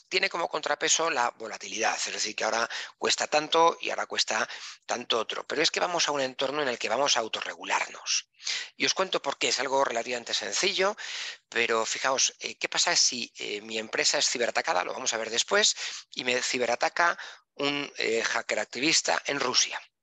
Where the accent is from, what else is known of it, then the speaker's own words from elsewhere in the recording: Spain; soy español. Entonces, los españoles tenemos este, eh, este, pequeño problema de que hablamos muy deprisa.